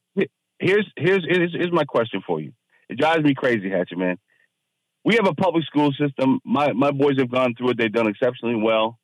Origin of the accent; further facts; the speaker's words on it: Fairfax County, Virginia, United States; I grew up in Fairfax County and got the best public school education money could buy